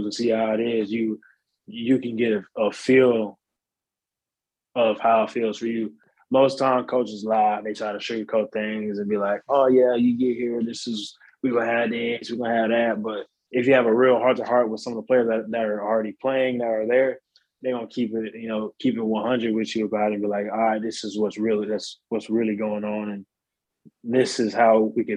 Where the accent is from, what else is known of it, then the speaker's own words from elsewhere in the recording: Oklahoma, United States; moved away as an adult; I'm from Oklahoma. I went to school there, 4 years of high school